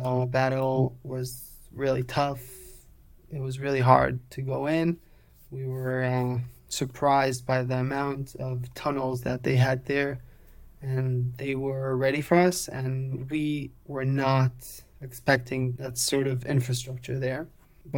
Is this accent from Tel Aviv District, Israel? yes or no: no; Petah Tikva, Central District, Israel; English is a second language; So I was born and raised in Israel. I'm 29 years old. 29, yeah. I grew up in Petah Tikva in Israel.